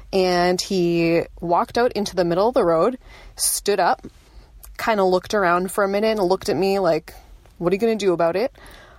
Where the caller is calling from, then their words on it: Bedford, New Hampshire, United States; I'm calling from Bedford, New Hampshire.